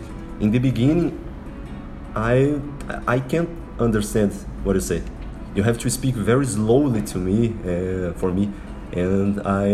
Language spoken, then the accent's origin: English; Belo Horizonte, Minas Gerais, Brazil; first language Portuguese; English is a second language; I am from Belo Horizonte.